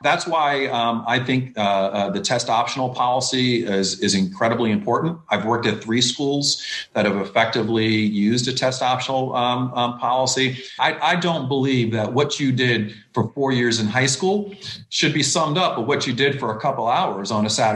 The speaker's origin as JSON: {"language": "English", "region": "New York", "country": "United States", "tie": "born or raised there", "said": "I'm from New York, so I grew up in the kind of the hip hop kind of explosion years of the East Coast"}